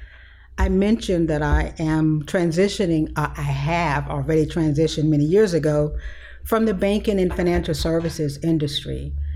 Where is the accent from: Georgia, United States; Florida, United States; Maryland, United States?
Florida, United States; Pensacola; I was born and raised in Pensacola, Florida. So I am a native Floridian